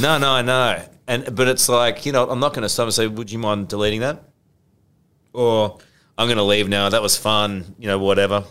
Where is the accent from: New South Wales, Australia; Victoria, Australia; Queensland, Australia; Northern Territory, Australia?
Queensland, Australia; moved away; Queensland's my home state